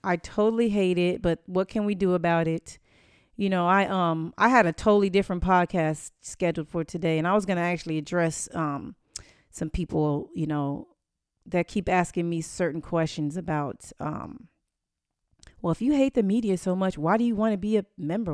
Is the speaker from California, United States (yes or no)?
yes; Inglewood, California, United States; now in Tampa, United States; I'm from Inglewood, California